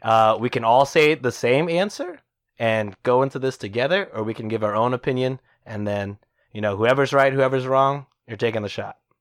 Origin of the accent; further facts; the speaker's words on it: Texas, United States; as a Texan